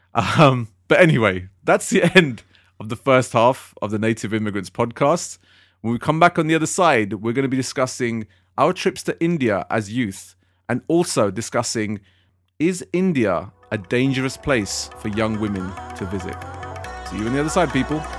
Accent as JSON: {"language": "English", "region": "London", "country": "United Kingdom", "said": "I come from West London"}